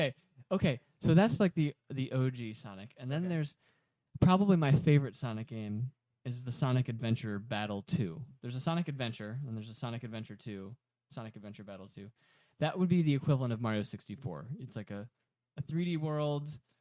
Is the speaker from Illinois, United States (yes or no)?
yes; Aurora, Illinois, United States; I grew up in Aurora, Illinois.